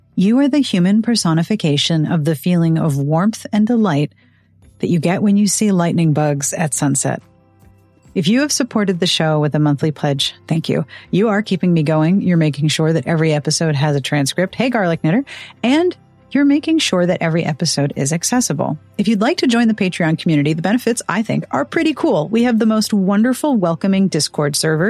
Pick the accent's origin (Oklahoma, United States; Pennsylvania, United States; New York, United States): Pennsylvania, United States; Pittsburgh; moved away; Pittsburgh is my hometown. That is where I was born and raised